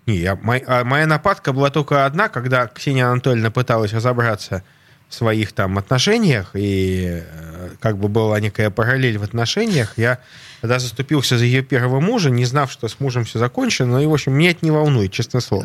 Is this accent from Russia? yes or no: yes; Saint Petersburg, Russia; я петербуржец, я живу в Европе